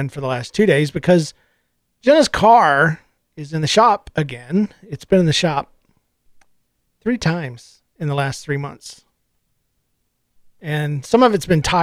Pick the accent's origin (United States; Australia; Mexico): United States; Florida; moved away; I've lived here 8 years. I'm from Florida.